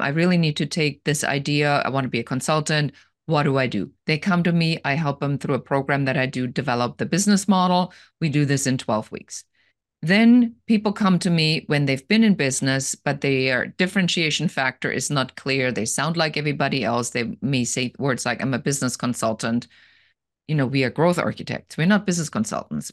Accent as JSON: {"language": "English", "country": "Germany", "moved": "as an adult", "lives_now": "Los Angeles, United States", "said": "And I'm originally from Germany, and I live here now in Los Angeles."}